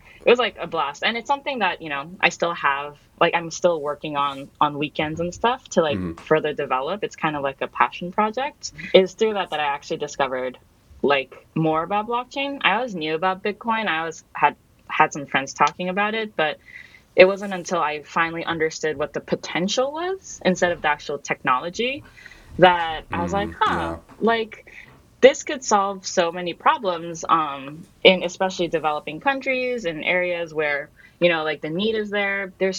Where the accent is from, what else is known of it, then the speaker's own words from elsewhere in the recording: Myanmar; also born or lived in Japan; So I grew up abroad. So I'm Japanese, and I grew up in Myanmar.